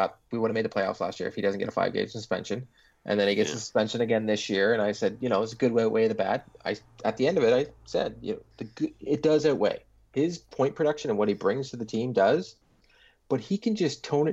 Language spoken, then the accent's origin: English; Canada; as a Canadian